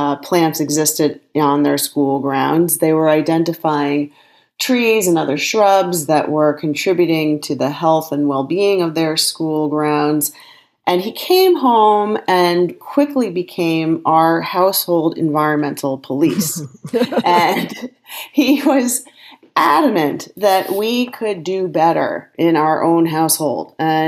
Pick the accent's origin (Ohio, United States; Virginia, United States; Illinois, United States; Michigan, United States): Illinois, United States; Evanston; I, in fact, grew up in Evanston, Illinois